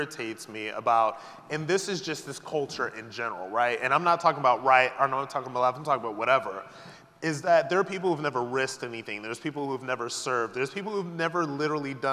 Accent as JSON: {"language": "English", "region": "New York", "country": "United States", "said": "I'm from New York"}